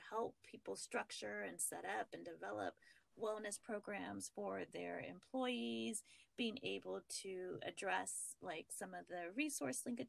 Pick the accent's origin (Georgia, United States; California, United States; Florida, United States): California, United States; moved away as an adult; now in Virginia, United States; my home state of California